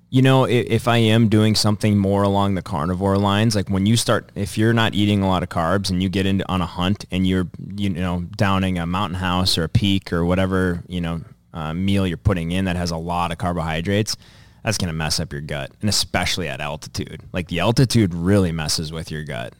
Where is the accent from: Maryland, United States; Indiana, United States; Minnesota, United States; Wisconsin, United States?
Minnesota, United States; Dassel; my hometown of Dassel